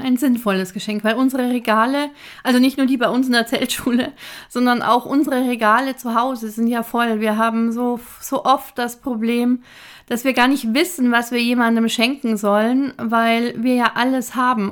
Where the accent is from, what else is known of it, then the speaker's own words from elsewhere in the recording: Germany; bei uns in Deutschland ist immer noch ein großer Teil der Frauen wirtschaftlich abhängig von ihren Ehemännern